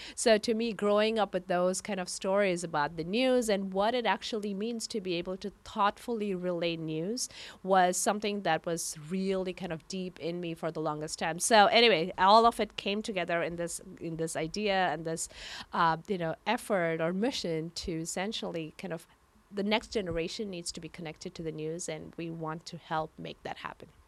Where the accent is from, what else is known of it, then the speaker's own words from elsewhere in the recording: India; moved away as an adult; now in San Francisco, United States; I come from India. I grew up in India